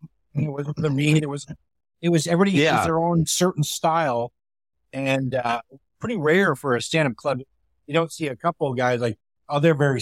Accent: Canada; now in Seattle, United States; I said, well, I'm Canadian.

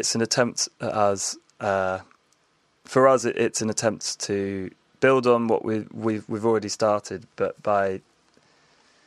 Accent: Hampshire Dorset border, South West England, United Kingdom; where I grew up was on the Hampshire Dorset border

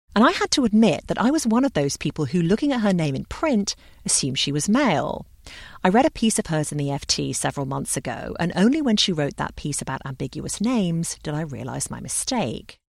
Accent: London, United Kingdom; When I was a child growing up in London

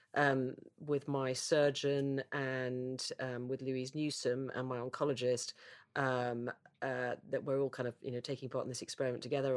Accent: United Kingdom; as a Brit

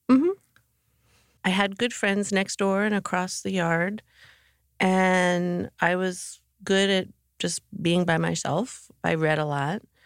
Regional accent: Morristown, New Jersey, United States; also born or lived in Mendham, New Jersey; Morristown, New Jersey

